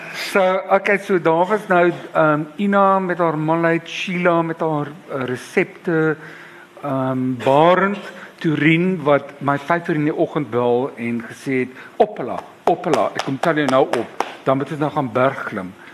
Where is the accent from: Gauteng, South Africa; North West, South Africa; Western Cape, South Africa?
Western Cape, South Africa; Cape Town; ek was 16. Ehm um, my pa op daardie stadium was 'n volslaalkulus. Ehm um, ek was op Jan van Riebeeck Hoërskool.